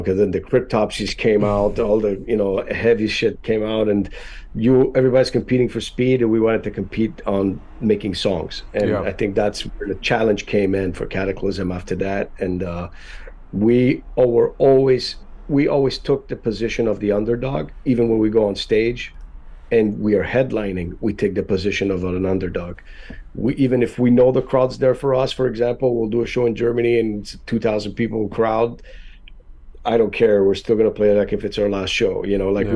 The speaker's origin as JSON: {"language": "English", "country": "Canada", "second_language": "English", "moved": "yes", "lives_now": "Florida, United States", "said": "we're all Canadian"}